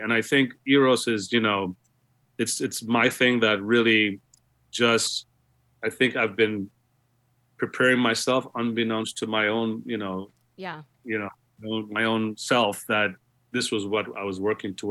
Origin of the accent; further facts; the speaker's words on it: Guyana; born there; Yeah, I was born in Guyana. My parents were born in Guyana, their parents.